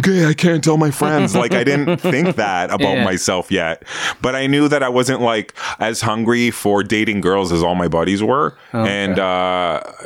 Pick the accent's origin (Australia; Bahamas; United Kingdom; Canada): Canada; Hamilton, Ontario; I lived like in Stony Creek. I grew up in Stony Creek